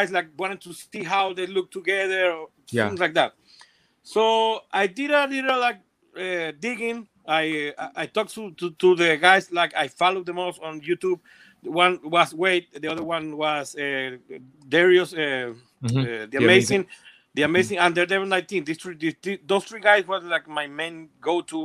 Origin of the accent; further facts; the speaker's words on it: Venezuela; moved away as an adult; now in Colombia; I was born in Venezuela, then I had to leave my country. We came to Colombia